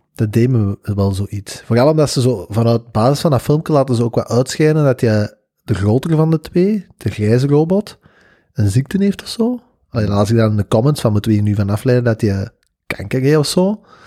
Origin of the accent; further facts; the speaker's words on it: Belgium; wij als Belgen